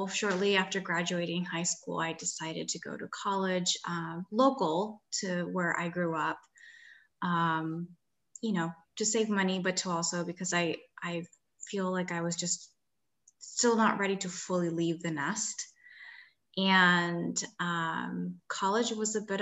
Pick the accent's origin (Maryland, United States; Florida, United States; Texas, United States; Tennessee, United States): Maryland, United States; Gaithersburg; first language Spanish; English is a second language; moved away as an adult; also born or lived in Washington, D.C. / Syracuse, New York; I actually was born and raised in the Washington, D.C. area, grew up in the Gaithersburg, Maryland area.